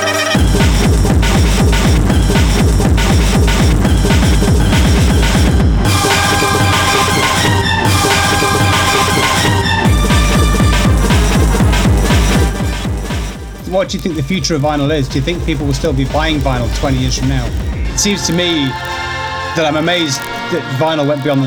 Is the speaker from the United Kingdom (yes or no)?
yes; England, United Kingdom; as an English person